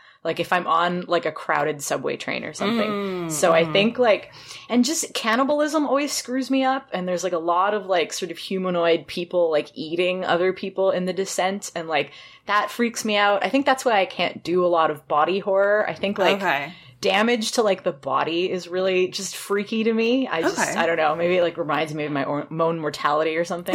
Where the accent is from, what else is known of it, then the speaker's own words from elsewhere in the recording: Toronto, Ontario, Canada; I'm from Toronto